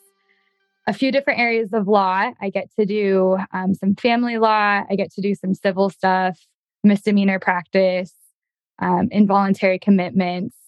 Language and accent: English; Utah, United States; moved away as an adult; also born or lived in Oregon; now in Idaho, United States; I grew up in Utah